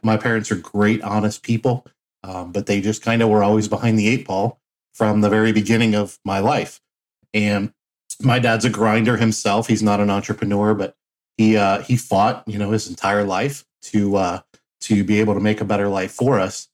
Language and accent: English; Cincinnati, Ohio, United States; also born or lived in Flint, Michigan; my dad was transferred to Cincinnati, Ohio uh, for a job opportunity. And so I grew up the rest of my life in Cincinnati.